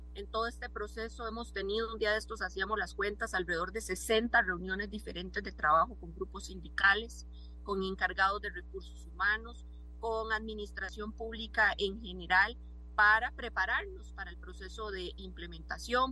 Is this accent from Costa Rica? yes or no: yes; Costa Rica; como costarricense